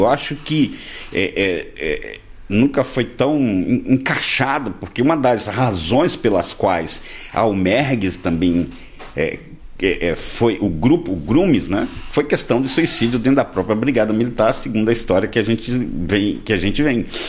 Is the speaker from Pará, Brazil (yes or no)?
no; Recife, Pernambuco, Brazil; now in Rio Grande do Sul, Brazil; eu sou de Recife, Pernambuco